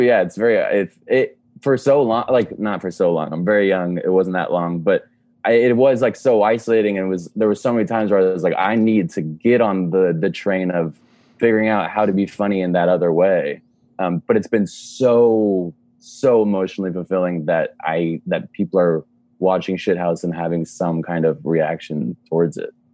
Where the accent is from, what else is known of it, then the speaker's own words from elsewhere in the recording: Dallas, Texas, United States; we're both from Dallas.